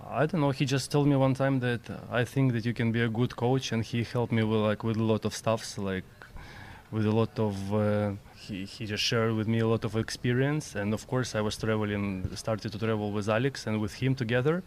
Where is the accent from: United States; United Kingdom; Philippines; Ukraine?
Ukraine; Kyiv; Ukraine, Ukraine, yeah, Kyiv